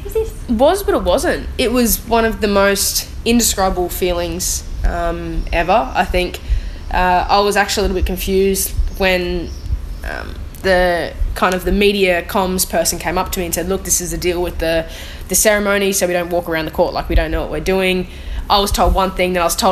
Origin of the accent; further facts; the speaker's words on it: Australia; being an Australian